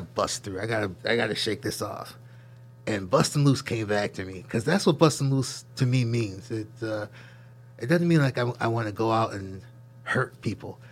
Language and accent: English; Syracuse, New York, United States; growing up in Syracuse, I grew up right here in the campus